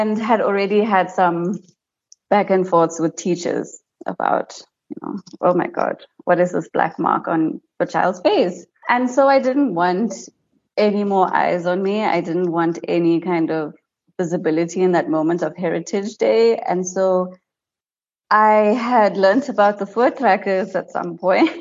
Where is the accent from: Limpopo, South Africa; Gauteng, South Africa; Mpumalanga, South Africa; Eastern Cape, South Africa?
Mpumalanga, South Africa; White River; I grew up in White River, which is a small town in Mpumalanga